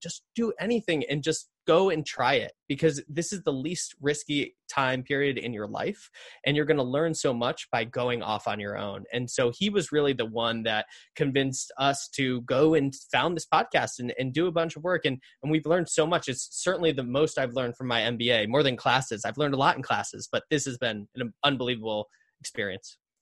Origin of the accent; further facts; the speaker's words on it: northern Connecticut, United States; I grew up in Connecticut, uh, kinda northern part of Connecticut